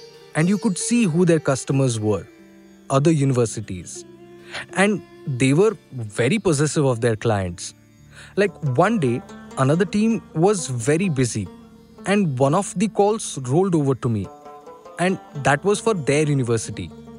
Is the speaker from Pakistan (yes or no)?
yes; Pakistan; Okay, some background about me. I'm from Pakistan, actually. I worked in a call center for 8 years.